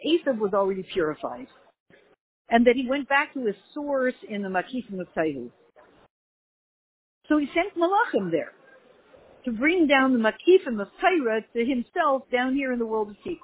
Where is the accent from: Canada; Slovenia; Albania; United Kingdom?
Canada; moved away as an adult; now in United States; I'm Canadian